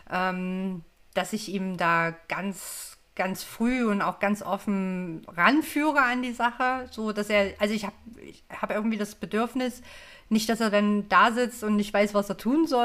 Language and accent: German; East Germany, Germany; ich meine, ich komme aus dem Osten, ne? Wir sind ja da grundsätzlich sehr frei und offen aufgewachsen.